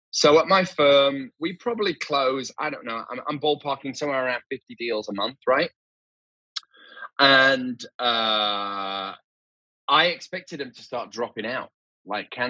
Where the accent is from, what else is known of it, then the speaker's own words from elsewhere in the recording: Leeds, Yorkshire and the Humber, United Kingdom; I'm originally from Leeds, even though my accent is a little bit kind of smashed to pieces now.